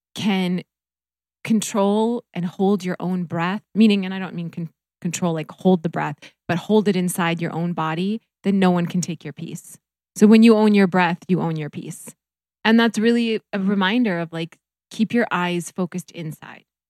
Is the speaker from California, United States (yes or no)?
no; North Dakota, United States; moved away; also born or lived in Minnesota; I grew up in North Dakota